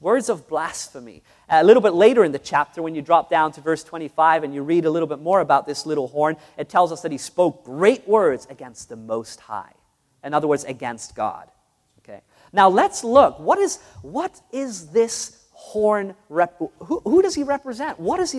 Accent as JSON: {"language": "English", "country": "New Zealand", "tie": "born or raised there", "also_born_or_lived": "Netherlands", "said": "My parents were Roman Catholics. All my family were Roman Catholics. I grew up in New Zealand and in Holland, so I know very much about this system and about this religion."}